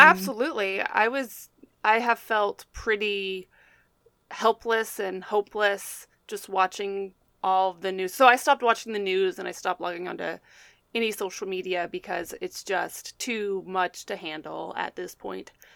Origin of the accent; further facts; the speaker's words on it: Texas, United States; me being a Texan